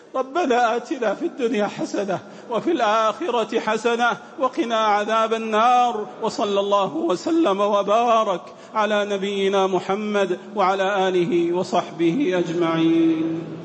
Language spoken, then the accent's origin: Arabic; Saudi Arabia; بلادنا المملكة العربية السعودية